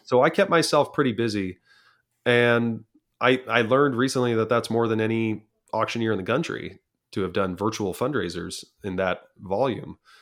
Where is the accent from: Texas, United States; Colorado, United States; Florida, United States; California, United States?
California, United States; San Clemente; California is my home. I grew up in the San Clemente, class of two thousand, San Clemente Tritons